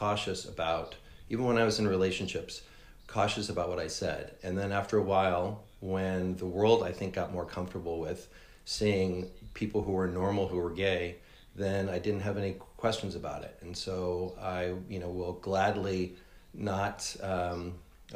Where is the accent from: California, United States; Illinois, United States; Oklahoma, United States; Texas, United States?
California, United States; Danville; also born or lived in Oakland; I was raised in the East Bay of the Bay Area in a town called Danville, nice suburban town